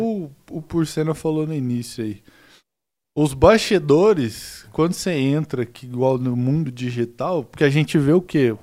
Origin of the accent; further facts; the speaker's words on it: Goiás, Brazil; eu cresci em Goiás